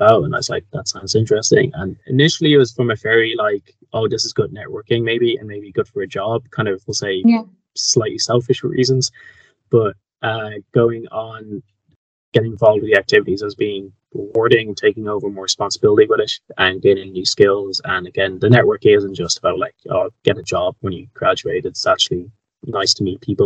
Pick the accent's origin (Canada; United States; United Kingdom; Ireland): Ireland; Kildare, Leinster; I'm Irish. I'm from Kildare, which is just outside of Dublin